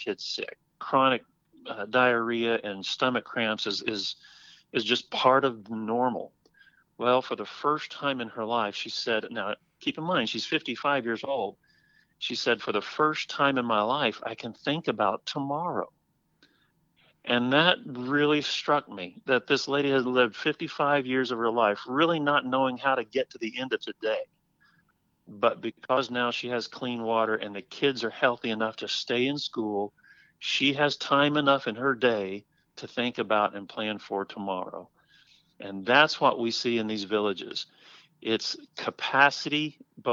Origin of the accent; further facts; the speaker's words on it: Oklahoma City, Oklahoma, United States; moved away as an adult; also born or lived in Los Angeles; now in Northwest Arkansas, United States; Growing up in Oklahoma City